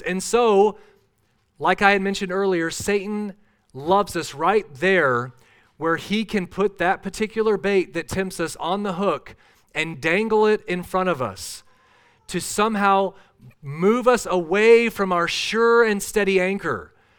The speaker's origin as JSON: {"language": "English", "region": "Minnesota", "country": "United States", "tie": "born or raised there", "said": "I grew up in Minnesota."}